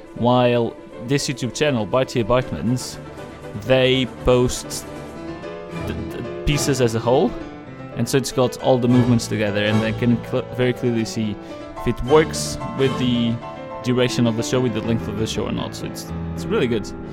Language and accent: English; Portugal; I'm from Portugal